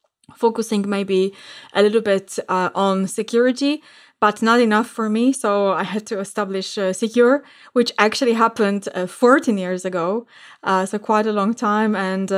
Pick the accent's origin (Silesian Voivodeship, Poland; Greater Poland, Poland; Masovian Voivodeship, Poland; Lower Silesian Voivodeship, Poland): Masovian Voivodeship, Poland; Warsaw; So today I'm actually podcasting from Warsaw in Poland, and I am right now back home for quite a while